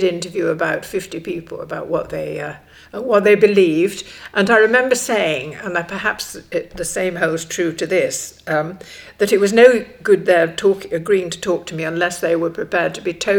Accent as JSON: {"language": "English", "town": "Stockport", "region": "North West England", "country": "United Kingdom", "tie": "born or raised there", "said": "I grew up in Stockport, and I grew up in a very conventional lower middle class family"}